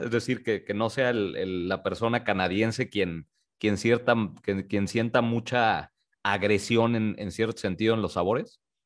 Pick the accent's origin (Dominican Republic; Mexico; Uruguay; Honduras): Mexico; Tijuana, Baja California; moved away; also born or lived in Mexico City / Guadalajara; yo nací en la Ciudad de México, sin embargo, crecí en el norte, crecí en Tijuana